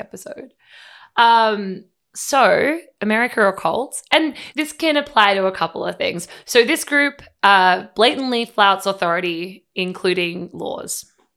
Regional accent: Australia; moved away as an adult; now in United States; as an Australian

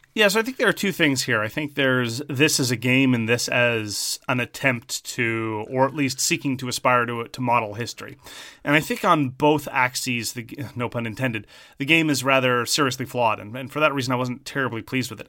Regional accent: Montreal, Quebec, Canada; accent: Montreal Irish Anglo; also born or lived in Southern Ontario; I am from French Canada. I have the Montreal Irish Anglo accent, which is a very particular thing.

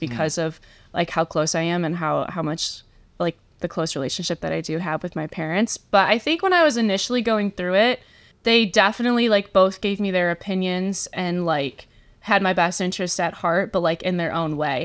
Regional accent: Shelby Township, Michigan, United States; also born or lived in Indiana; I am from Shelby Township, Michigan, so not too far from Michigan State

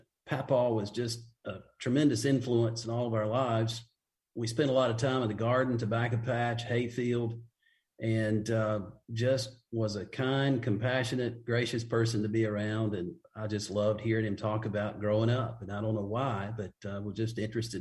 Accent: Waynesville, North Carolina, United States; moved away as an adult; also born or lived in Charlotte, North Carolina / Mississippi; now in Florida, United States; Of course, born and raised in Haywood County and stayed there until graduating from Western, went to Mississippi to seminary, and then I was in the Charlotte area for about 18 years before coming back to Waynesville to pastor my home church for about 10 years

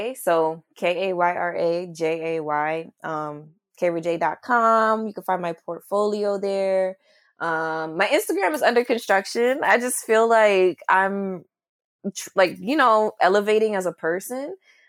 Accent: St. Croix, U.S. Virgin Islands; also born or lived in United States; And I was born on St. Croix, but like, it's just like certain things I've always questioned about myself growing up.

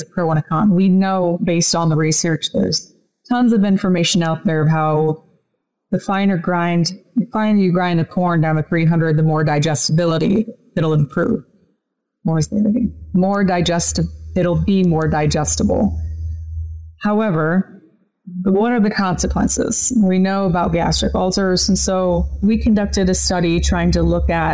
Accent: Illinois, United States; I grew up in Illinois on our family farm

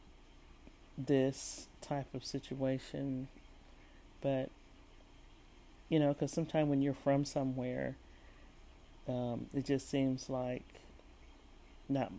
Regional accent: San Francisco, California, United States; moved away as an adult; also born or lived in San Jose; I spent all my school years in San Francisco Bay Area, growing up in San Francisco and San Jose

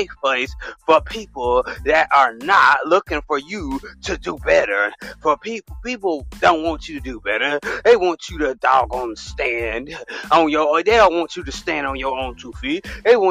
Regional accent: the South, United States

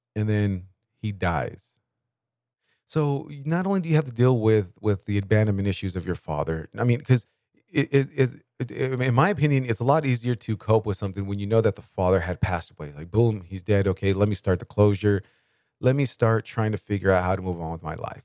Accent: Bakersfield, California, United States; I grew up at is in Bakersfield, California

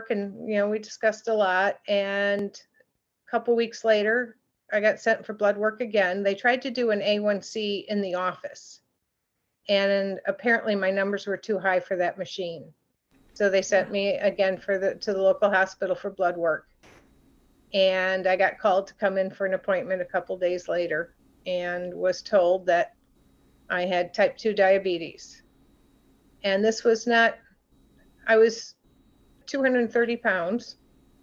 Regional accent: Grand Rapids, Michigan, United States; moved away as an adult; now in Traverse City, United States; I was born and raised in West Michigan. I am now up in the beautiful area of Traverse City, near that area, but was raised in the Grand Rapids area.

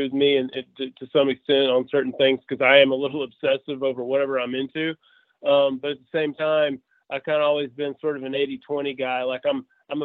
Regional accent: just outside of Memphis, East Arkansas, United States; So I'm kind of born and raised in Arkansas. I still live in Arkansas. I grew up just outside of Memphis on the Arkansas side in East Arkansas

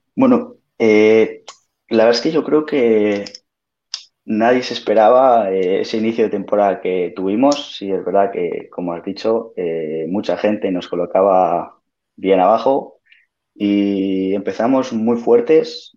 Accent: Maliaño, Cantabria, Spain; yo soy de Maliaño del Alto

